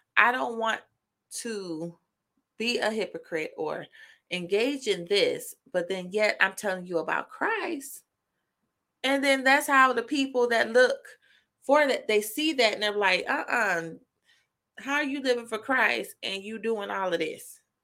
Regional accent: Indiana, United States; Indiana, of course, my, my home state

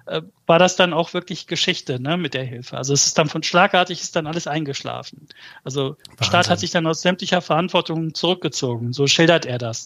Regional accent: Germany; also born or lived in Malatya, Turkey (born, village north of Malatya); Ich bin mit anderthalb Jahren nach Deutschland gekommen

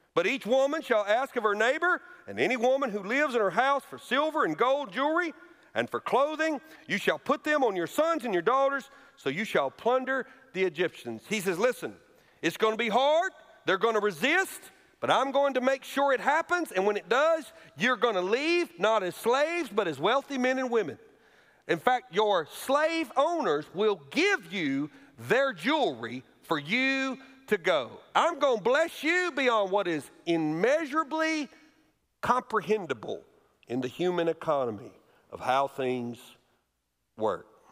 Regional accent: Alabama, United States; moved away; a thriving, wonderful church in my home state of Alabama

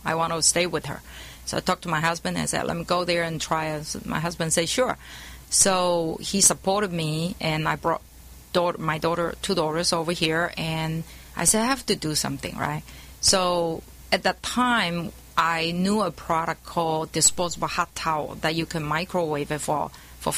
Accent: Taiwan; moved away as an adult; now in California, United States; I was born in Taiwan, and my college graduate was industrial management.

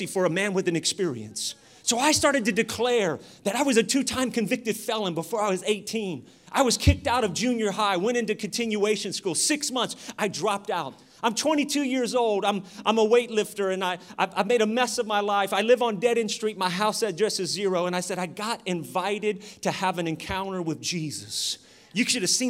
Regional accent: Sacramento, California, United States; I'm from Oak Park, Sacramento.

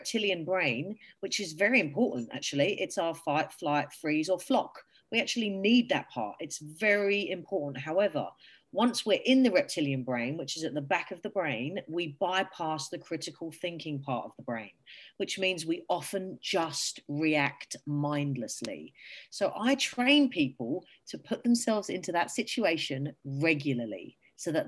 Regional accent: England, United Kingdom; now in Australia; I am from England

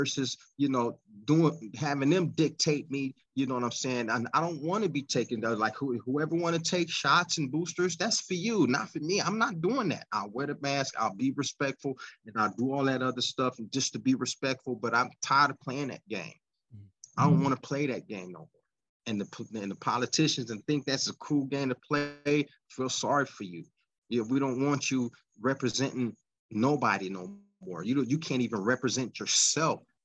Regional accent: United States; also born or lived in Pennsylvania / California; I'm an American

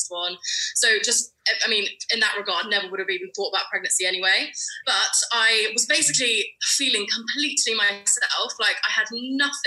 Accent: London, United Kingdom; I'm from London in the UK.

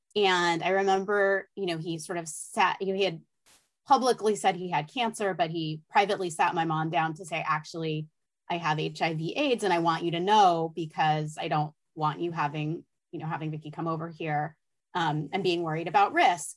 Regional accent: Los Angeles, California, United States; I grew up

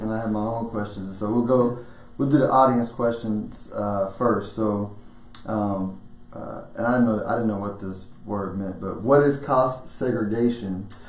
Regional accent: Houston, Texas, United States; also born or lived in San Antonio; I'm from Houston

